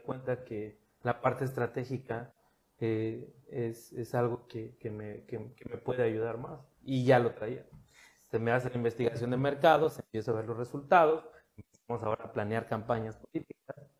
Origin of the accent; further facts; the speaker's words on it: Cancún, Quintana Roo, Mexico; also born or lived in Puerto Morelos; Yo soy cancunense